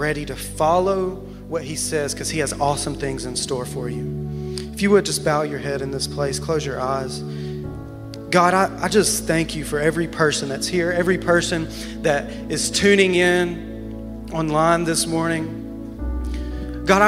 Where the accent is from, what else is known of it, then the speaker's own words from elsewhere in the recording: Alabama, United States; moved away as an adult; now in Wichita Falls, United States; I'm from Alabama